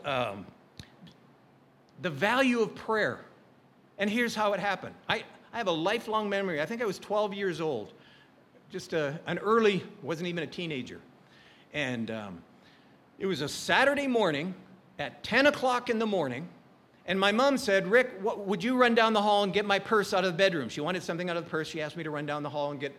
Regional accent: Calgary, Alberta, Canada; now in Hawaii, United States; we grew up in Calgary, Alberta.

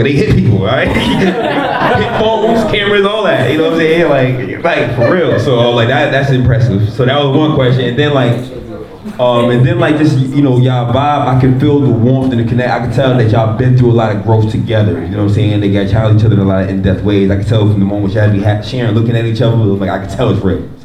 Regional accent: New York City, New York, United States; I grew up in Harlem, East Harlem

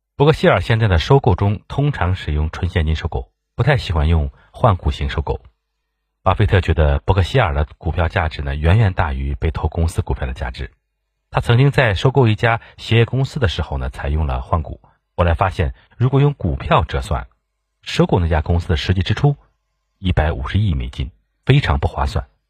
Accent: China; 我们中国人

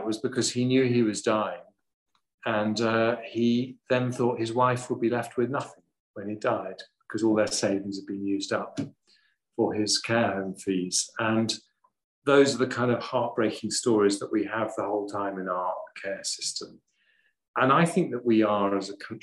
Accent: England, United Kingdom; I'm very English

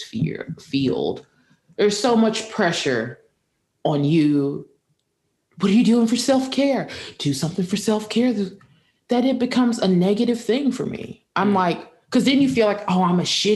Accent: United States; as Americans

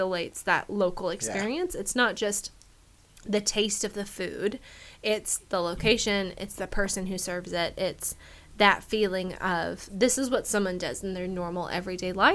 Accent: Medford, Oregon, United States; growing up in Medford, Oregon, there wasn't really a good Japanese place

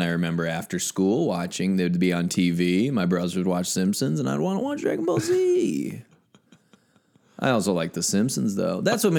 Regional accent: Midwest, United States; Listen, I'm from the Midwest. I say milk and pillow.

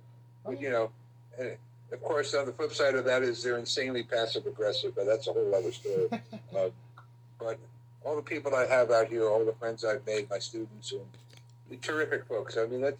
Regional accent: New York City, New York, United States; also born or lived in Los Angeles; now in Indianapolis, United States; totally different existence from growing up in New York City and then 22 years in Los Angeles.

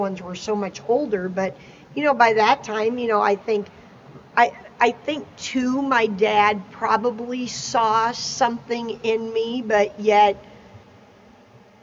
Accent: Champaign, Illinois, United States; I grew up in Champaign, Illinois

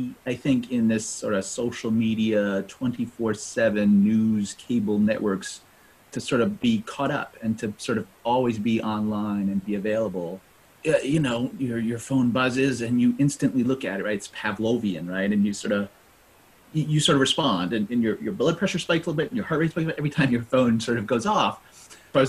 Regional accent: New England, United States; born and raised in New England, right? Sort of lived in New England all my life

